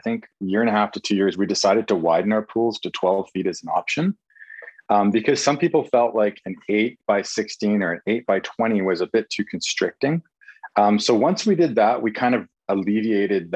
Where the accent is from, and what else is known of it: Canada